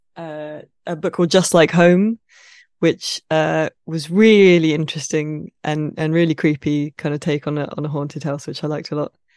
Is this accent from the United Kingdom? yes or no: yes; Midsomer Murders country, South East England, United Kingdom; I grew up in Midsummer Murder's country, basically. It's set in a fictional county, but that is where I am from in the U K, pretty much that area.